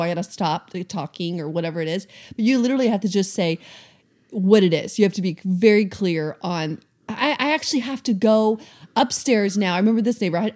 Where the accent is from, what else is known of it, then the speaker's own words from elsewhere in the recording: the South, United States; also born or lived in Atlanta, Georgia; now in Seattle, United States; we're from the South, so I was very used to people being extremely friendly